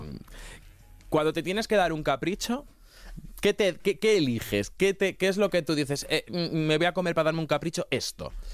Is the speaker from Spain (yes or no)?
yes; Castilla-La Mancha, Spain; soy de Castilla-La Mancha, que allí somos chiquiticos.